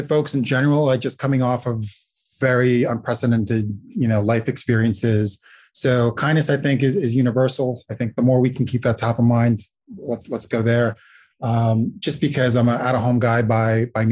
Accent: Latvia; now in New York City, United States; I was born in Latvia.

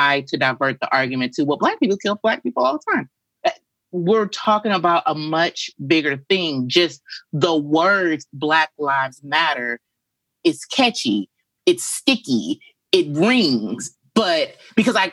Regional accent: St. Louis, Missouri, United States; moved away as an adult; I am a Midwesterner, born and raised in St. Louis, Missouri

